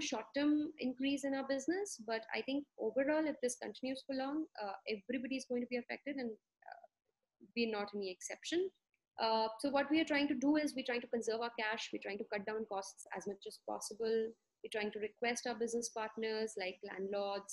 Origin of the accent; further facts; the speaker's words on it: Bangalore, Karnataka, India; I am from Bangalore, India